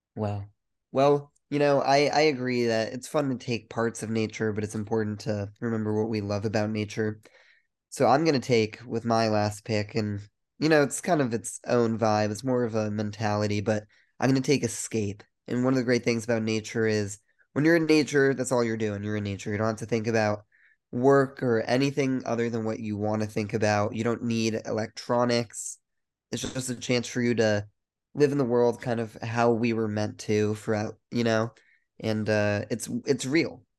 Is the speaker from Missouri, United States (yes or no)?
no; Colorado, United States; We're both from Colorado